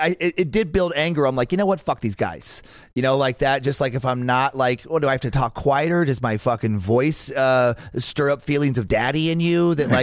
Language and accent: English; Idaho, United States; because I'm from Idaho and have the look I have